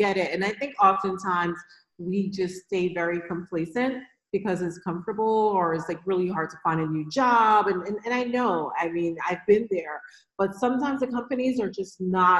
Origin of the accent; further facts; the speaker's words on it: New York, United States; because I'm from New York, but a lot of New Yorkers just want to stay in New York.